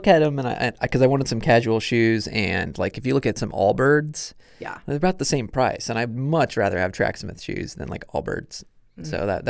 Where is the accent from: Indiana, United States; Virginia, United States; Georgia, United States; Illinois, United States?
Indiana, United States; Kokomo; also born or lived in New York / Missouri / Alaska; I grew up in Kokomo, so north of Westfield. I'm a military brat, so we moved around a lot when I was born in New York, and then we moved to Missouri, and then Alaska, and then moved to Indiana, and then to Kokomo.